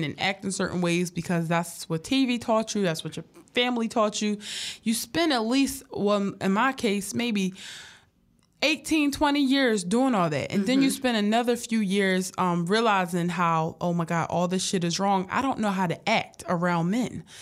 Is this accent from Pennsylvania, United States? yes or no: yes; Philadelphia, Pennsylvania, United States; I come from a hard background. Like yeah. me and my family struggle. Like I'm from North Philly